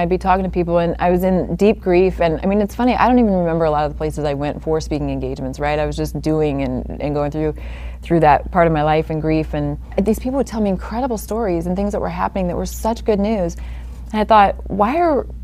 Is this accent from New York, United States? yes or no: no; Oregon, United States; moved away; also born or lived in Wisconsin / Long Beach / San Diego; I grew up in Oregon.